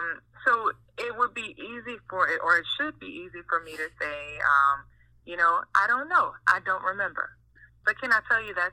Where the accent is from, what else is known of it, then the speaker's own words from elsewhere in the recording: Marrero, Louisiana, United States; I am from New Orleans, really from Marrero. But of course, you know, it doesn't matter. It's just right over the bridge.